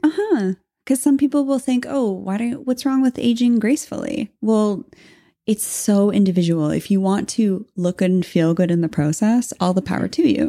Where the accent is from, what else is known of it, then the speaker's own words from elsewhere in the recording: Canada; we're Canadian.